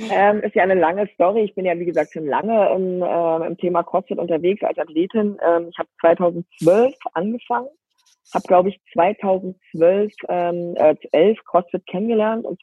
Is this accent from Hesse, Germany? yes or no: no; Berlin, Germany; bin verheiratet, lebe ähm, ähm, am Rande von Berlin. Also ich bin groß geworden in Berlin und ähm, mit den Kindern dann aufs Land gezogen, habe es auch lieben gelernt. Am Anfang war das nicht so einfach, weil ich doch ein Stadtkind war oder ein Stadtmensch äh, war.